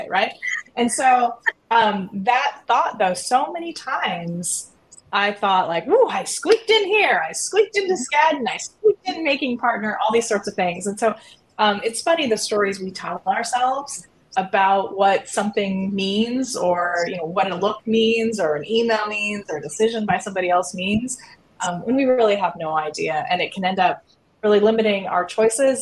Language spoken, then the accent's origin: English; Iowa, United States; moved away; the reason I got admitted to the University of Chicago Law School was because I was from Iowa